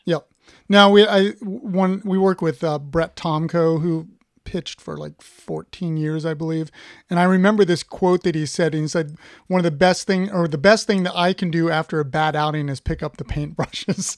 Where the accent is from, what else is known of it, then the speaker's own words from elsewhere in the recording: Ohio, United States; I'm from Ohio